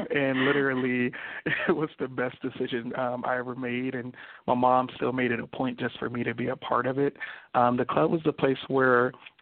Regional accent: Los Angeles, California, United States; also born or lived in Compton, California; I grew up in Compton and Watts

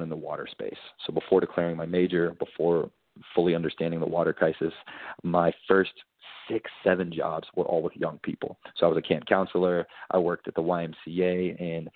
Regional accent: Kentucky, United States; I grew up in Kentucky, and I grew up in the church

